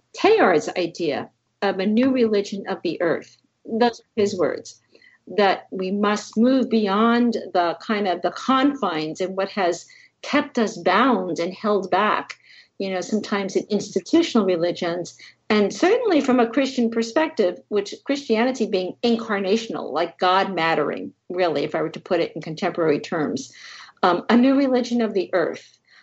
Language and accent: English; New Jersey, United States; I grew up in New Jersey